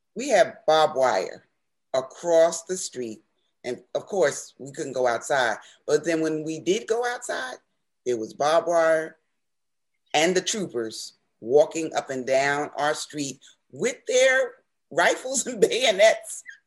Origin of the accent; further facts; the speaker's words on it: Newark, New Jersey, United States; as a child growing up in Newark